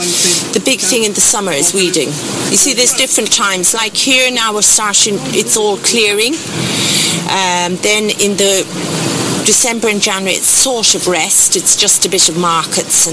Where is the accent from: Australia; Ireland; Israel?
Ireland; Carrigaline, Munster; also born or lived in Kenya / Tanzania; From Cork. Well, I was born in Kenya and left there in 63 when I was 3